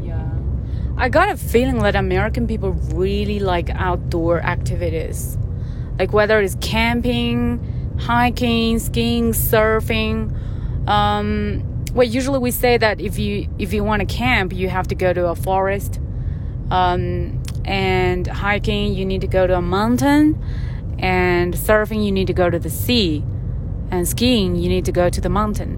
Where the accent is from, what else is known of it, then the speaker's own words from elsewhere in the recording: southern China, China; moved away; I grew up in the southern part of China, so my hometown was very